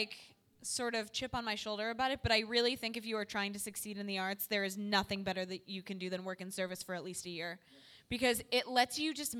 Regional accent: Chicago, Illinois, United States; I'm from Chicago.

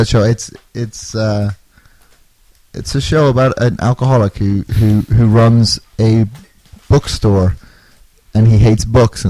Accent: Northern Ireland, United Kingdom; also born or lived in Australia / London; now in Chicago, United States; I was born in Australia, I grew up in Northern Ireland, then I moved to London, and then I finally wound up in the States about 10 years ago.

